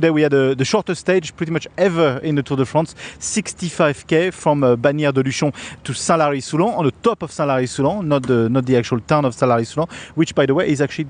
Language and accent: English; Australia; We're Australian.